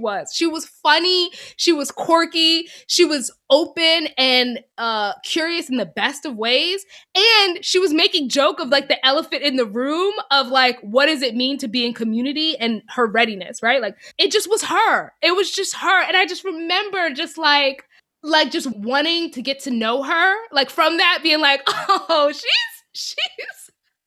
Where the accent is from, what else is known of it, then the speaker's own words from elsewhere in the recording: New York, United States; moved away as an adult; I was this girl from New York, from the North, Christian